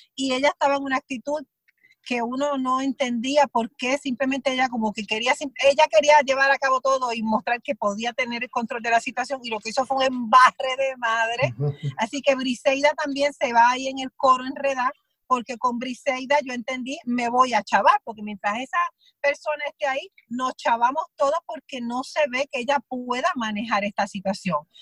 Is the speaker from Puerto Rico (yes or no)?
yes; southern Puerto Rico, Puerto Rico; yo pues soy del sur, de Puerto Rico